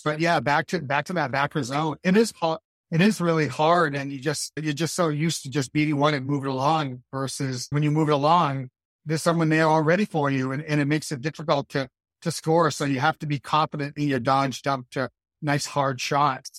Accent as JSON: {"language": "English", "region": "Maine", "country": "United States", "tie": "born or raised there", "said": "growing up in Maine"}